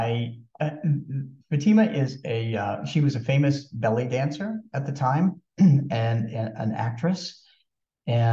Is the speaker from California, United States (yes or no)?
no; Maryland, United States; we were from Maryland